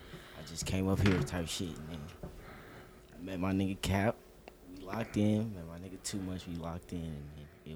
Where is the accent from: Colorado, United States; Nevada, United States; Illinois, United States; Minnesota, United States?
Colorado, United States; Colorado Springs; now in Denver, United States; Yeah, I'm from Colorado Springs.